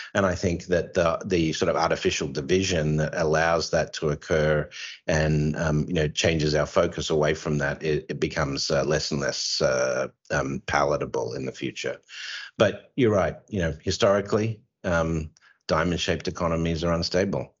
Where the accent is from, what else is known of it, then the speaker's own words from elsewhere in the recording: Australia; you can tell I'm Australian